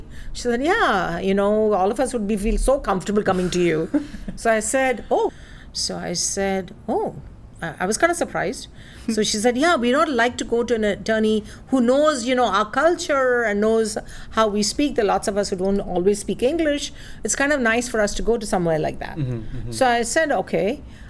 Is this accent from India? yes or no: yes; India; now in United States; I'm originally from India, via some other countries.